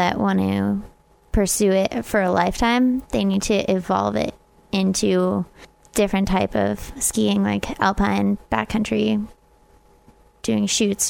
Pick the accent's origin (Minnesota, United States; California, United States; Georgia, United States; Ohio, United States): California, United States; born there; I'm American. Oh, I know. It's different.